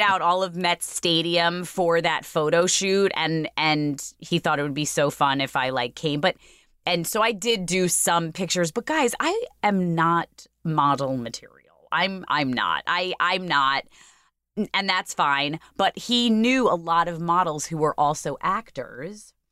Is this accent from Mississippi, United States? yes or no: no; New York City, New York, United States; also born or lived in Port Washington, Long Island; I grew up in Ozone Park till I was about mm, seven or eight